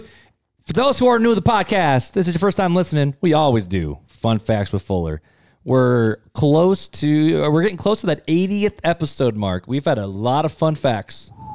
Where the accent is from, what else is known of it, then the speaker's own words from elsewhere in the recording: United States; us as American Christians